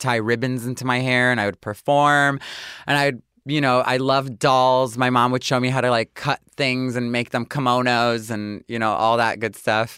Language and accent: English; Detroit, Michigan, United States; moved away as an adult; also born or lived in New York; I grew up in Detroit